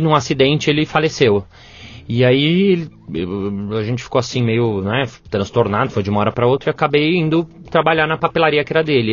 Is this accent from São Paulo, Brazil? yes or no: yes; São Paulo, Brazil; also born or lived in New York / France; Eu sou de São Paulo mesmo